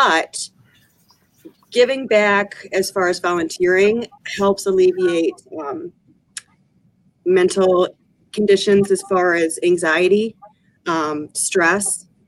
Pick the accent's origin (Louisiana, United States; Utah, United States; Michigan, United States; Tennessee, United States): Michigan, United States; Owosso; also born or lived in Palm Beach, Florida; I grew up in Owosso